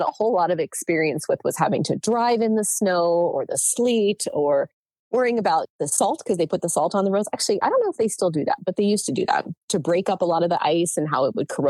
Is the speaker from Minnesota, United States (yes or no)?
no; New Jersey, United States; moved away as an adult; also born or lived in Northeast Pennsylvania; now in San Diego, United States; I grew up in New Jersey